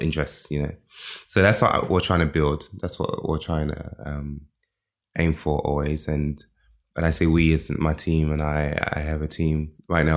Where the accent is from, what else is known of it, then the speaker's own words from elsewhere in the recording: London, United Kingdom; moved away as an adult; also born or lived in Nigeria / America; now in Berlin, Germany; I was born in Nigeria, raised in London from when I was one years old